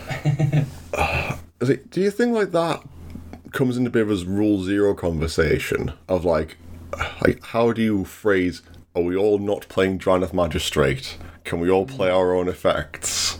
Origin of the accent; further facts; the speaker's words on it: England, United Kingdom; we always get referred to as British? not English